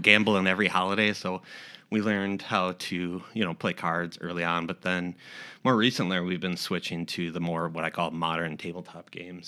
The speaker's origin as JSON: {"language": "English", "town": "Austin", "region": "Minnesota", "country": "United States", "also_born_or_lived": "Omaha", "moved": "as an adult", "lives_now": "Rochester, United States", "said": "we're originally from Austin, Minnesota"}